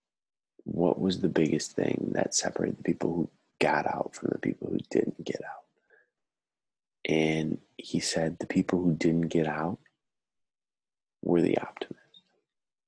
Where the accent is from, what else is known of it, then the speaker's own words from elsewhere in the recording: Cumberland, Wisconsin, United States; moved away as an adult; also born or lived in Houston, Texas; now in Twin Cities, United States; I grew up in Cumberland, Wisconsin.